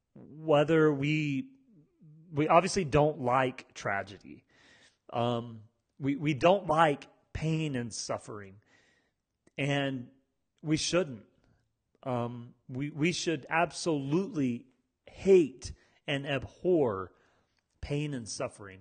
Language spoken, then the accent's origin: English; United States; I'm from America. I've lived in America my whole life.